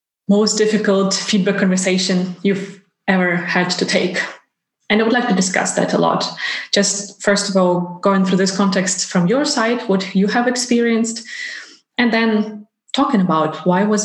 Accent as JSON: {"language": "English", "country": "Ukraine", "moved": "yes", "lives_now": "Iceland", "said": "I'm originally from Ukraine and my family is still there"}